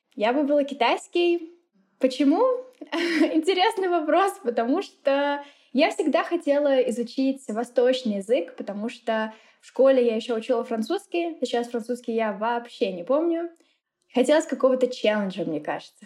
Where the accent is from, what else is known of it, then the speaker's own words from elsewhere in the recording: Lipetsk, Lipetsk Oblast, Russia; first language Russian; moved away as an adult; also born or lived in Moscow, Russia; now in Mexico; я из России. Родилась я в маленьком городе, ну как в таком среднем городе, называется он Липецк